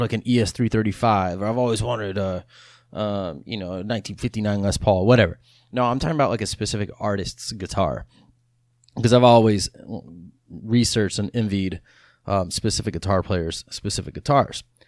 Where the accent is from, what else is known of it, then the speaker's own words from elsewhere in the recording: Texas, United States; I'm from Austin, or not from Austin, I'm from Texas. I, I live in Austin now, but I'm from Texas, and so I grew up listening to …